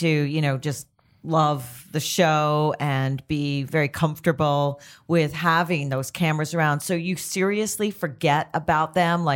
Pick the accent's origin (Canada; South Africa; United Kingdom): Canada; I'm Canadian